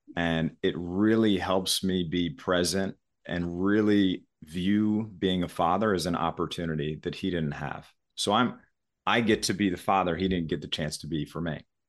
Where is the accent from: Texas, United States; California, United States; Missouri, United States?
Missouri, United States; I listened to about ninety-five percent country music as I was growing up in Missouri.